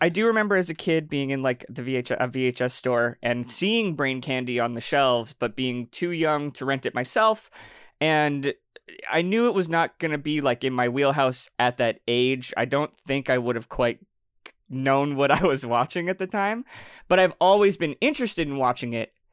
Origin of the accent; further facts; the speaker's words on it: Canada; I'm Canadian